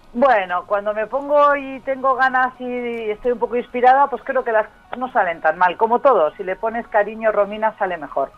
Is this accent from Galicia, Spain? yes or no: no; Basque Country, Spain; now in Uruguay; de donde vengo yo, eh, en Euskadi, en el País Vasco